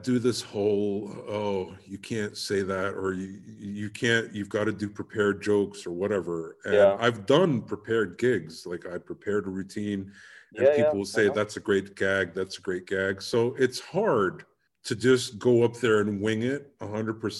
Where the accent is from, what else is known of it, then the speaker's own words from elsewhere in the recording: United Kingdom; I'm British